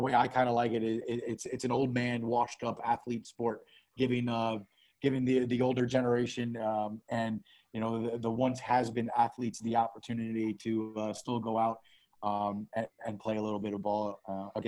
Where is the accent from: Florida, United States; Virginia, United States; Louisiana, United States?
Florida, United States; South; moved away as an adult; also born or lived in Chicago, Illinois; now in United Arab Emirates; we grew up in South Florida. So Miami, Fort Lauderdale, West Palm Beach, that area. That's where we're from